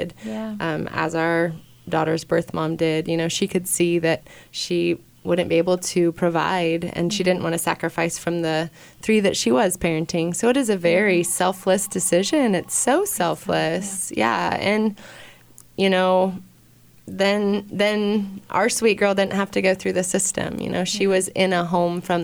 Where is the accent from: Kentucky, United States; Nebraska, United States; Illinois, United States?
Nebraska, United States; Kearney; I'm from Kearney